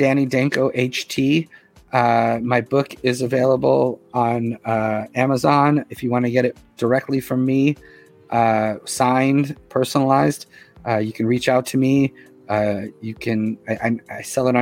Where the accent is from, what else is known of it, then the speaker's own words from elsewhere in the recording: Boston, Massachusetts, United States; now in New York, United States; I'm from Boston. I live in New York now for 30 years.